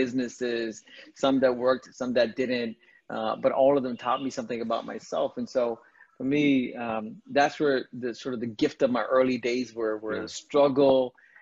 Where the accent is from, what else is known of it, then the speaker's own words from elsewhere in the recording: India; moved away; I'm an immigrant. I was born in India to a very large family.